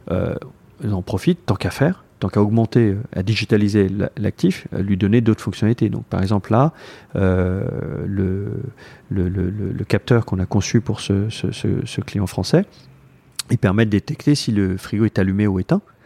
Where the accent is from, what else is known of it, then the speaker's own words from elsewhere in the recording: Paris, Île-de-France, France; moved away as an adult; now in Taipei, Taiwan; je suis né à Paris